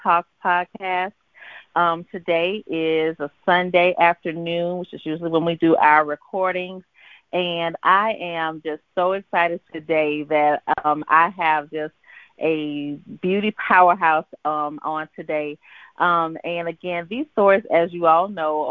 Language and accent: English; Louisiana, United States; moved away; also born or lived in the West; being from Louisiana myself and now living out west